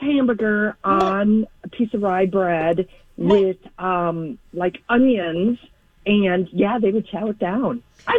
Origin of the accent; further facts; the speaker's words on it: Wisconsin, United States; I grew up in Wisconsin